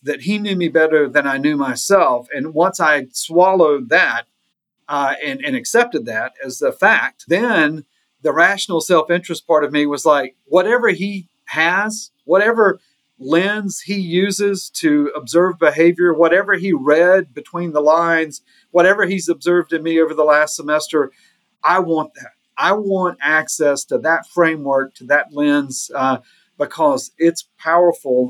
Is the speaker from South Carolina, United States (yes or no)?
yes; Gaffney, South Carolina, United States; moved away; I'm originally from Gaffney, South Carolina